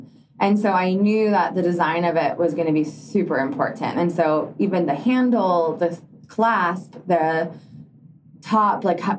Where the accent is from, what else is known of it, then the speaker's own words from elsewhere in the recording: Argentina; moved away; I grew up in Argentina.